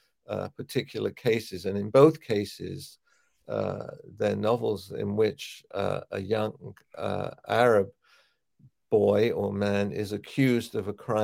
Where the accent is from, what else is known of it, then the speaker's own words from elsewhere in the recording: London, United Kingdom; moved away as an adult; also born or lived in New York / Israel; where I grew up in Dollis Hill in Northwest London